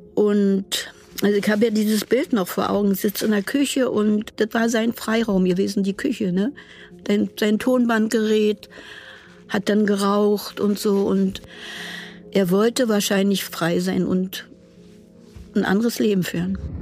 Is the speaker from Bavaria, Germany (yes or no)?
no; Berlin, Germany; ich komme aus Berlin